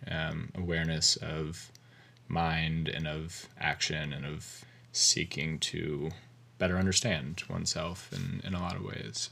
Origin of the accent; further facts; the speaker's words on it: Covington, Virginia, United States; moved away as an adult; also born or lived in Connecticut / Chapel Hill, North Carolina / Bozeman, Montana; I grew up in Covington, Virginia. It's, um, southwestern Virginia on the Appalachian Mountains.